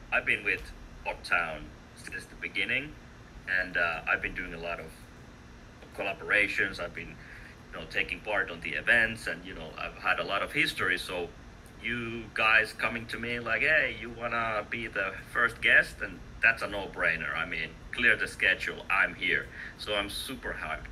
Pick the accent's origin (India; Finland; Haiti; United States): Finland; English is a second language; I'm from Finland, so you know, we had a really active Finnish community